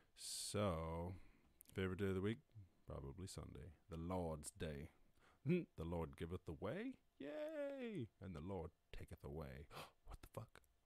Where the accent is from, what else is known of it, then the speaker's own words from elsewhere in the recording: born in Cork, Munster, Ireland; growing up in Ireland obviously, rural Ireland, not the city at all